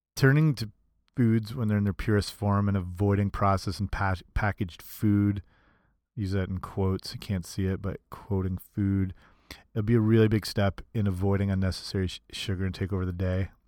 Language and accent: English; Canada; Canadian like me